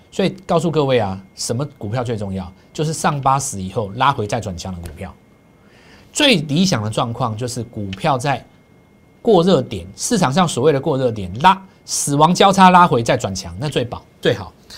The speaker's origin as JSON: {"language": "Chinese", "country": "Taiwan", "said": "对我们台湾人来讲的话"}